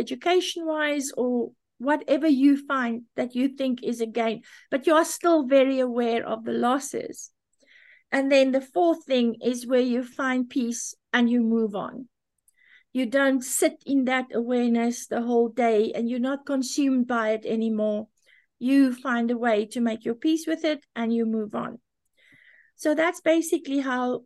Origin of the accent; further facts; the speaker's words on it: South Africa; I was born in South Africa.